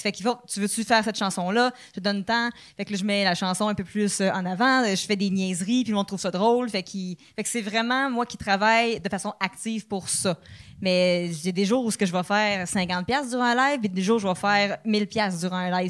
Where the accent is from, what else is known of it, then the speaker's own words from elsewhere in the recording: Quebec, Canada; accent: Québécois; mon Québécois accent